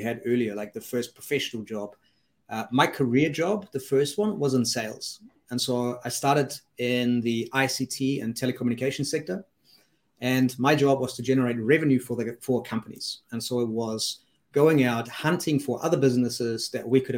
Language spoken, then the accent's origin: English; Germany; moved away; also born or lived in Switzerland; I grew up in Germany